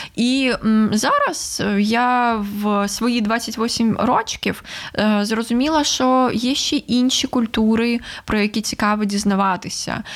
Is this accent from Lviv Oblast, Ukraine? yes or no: no; Sevastopol, Ukraine; moved away as an adult; now in Kyiv, Ukraine; я зараз живу в Києві, що я з Севастополя, що мій дім 9 років окупований